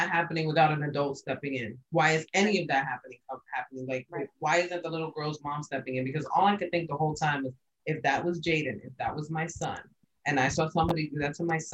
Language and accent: English; New York, United States; I'm from New York